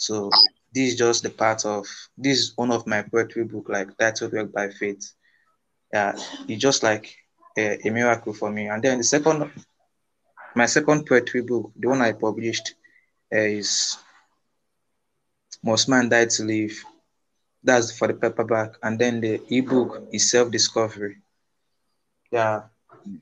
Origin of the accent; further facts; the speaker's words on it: Igboland, Nigeria; here in Nigeria, I'm from Igbo tribe, I'm from the tribe of Igbo